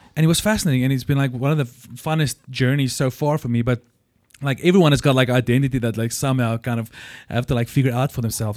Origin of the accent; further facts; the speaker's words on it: Potchefstroom, North West, South Africa; I grew up in Potchefstroom